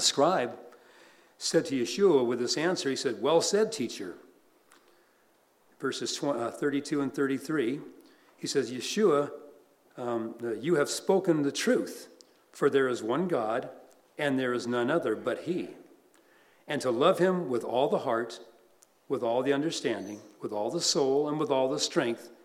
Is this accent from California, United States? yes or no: yes; Los Angeles, California, United States; born or raised there